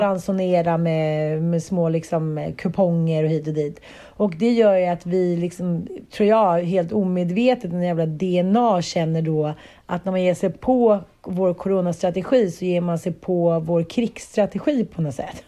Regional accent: Sweden; vi svenskar kände någon form av patriotism

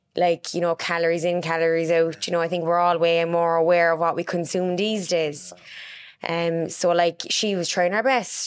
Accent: Cork, Munster, Ireland; also born or lived in Carrignavar; I grew up in Mayfield.

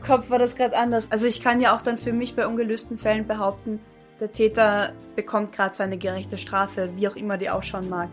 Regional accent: Carinthia, Austria; moved away; also born or lived in Bavaria; ich in Kärnten aufgewachsen

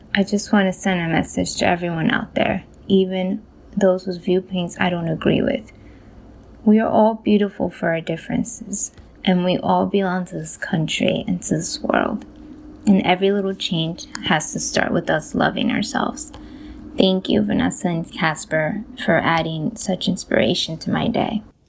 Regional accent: Colombia; now in New York, United States; I was born in Colombia

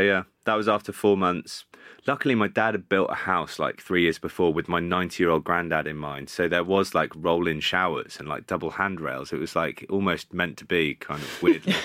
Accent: Bath, South West England, United Kingdom; moved away as an adult; also born or lived in Cardiff; I started off at Bath, which was my hometown club

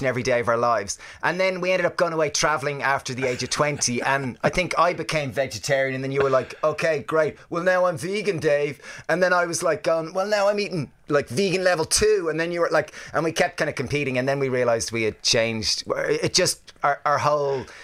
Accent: Ireland; we're Irish

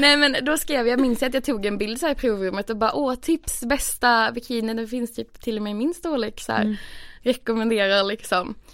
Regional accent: Skåne, Sweden; moved away as an adult; now in Stockholm, Sweden; jag hade flyttat från där jag kommer från i Skåne eh, till Stockholm

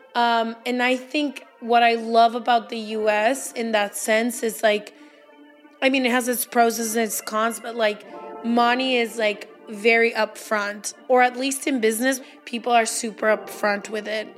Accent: Guadalajara, Jalisco, Mexico; I'm also Mexican. I was born in Guadalajara, same town as Leti

